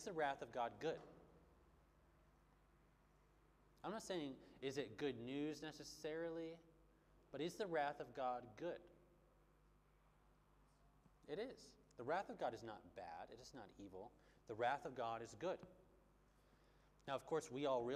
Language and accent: English; Bloomington, Minnesota, United States; moved away; Back where I'm from, there's like the biggest mall in America called the Mall of America